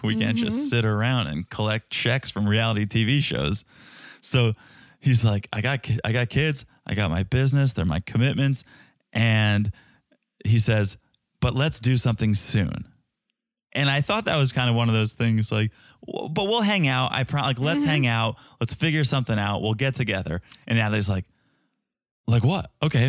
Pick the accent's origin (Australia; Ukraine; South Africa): Ukraine; English is a second language; I'm no American girl, remember? I'm Ukrainian girl.